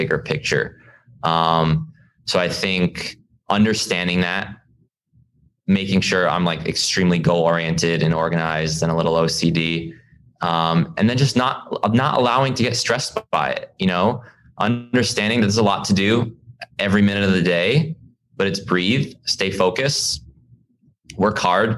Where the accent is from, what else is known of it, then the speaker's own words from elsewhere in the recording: East Coast, United States; I grew up on the East Coast